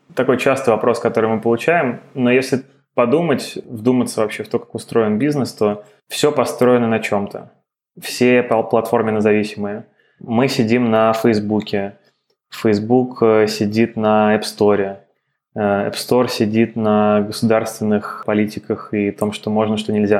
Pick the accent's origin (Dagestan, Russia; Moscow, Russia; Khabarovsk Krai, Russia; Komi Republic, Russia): Moscow, Russia; moved away as an adult; also born or lived in United States; я родился и вырос в Москве